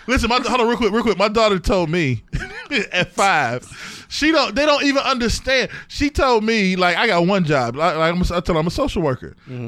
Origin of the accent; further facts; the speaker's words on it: East Cleveland, Ohio, United States; I grew up in East Cleveland